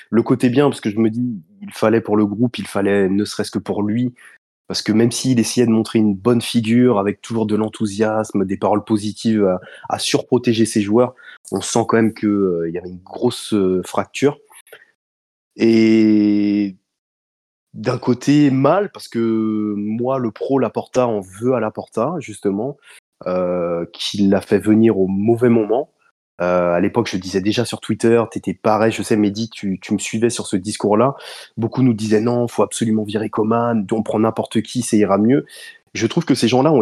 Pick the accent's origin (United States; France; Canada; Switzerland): United States; French is a second language; Je suis un Américain, je faut me pardonner, c'est pour ça, j'ai, j'ai l'accent